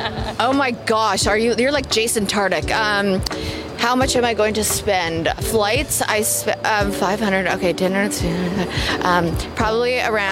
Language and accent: English; Vancouver, British Columbia, Canada; now in Nashville, United States; I'm from Vancouver, Canada, but I live in Nashville.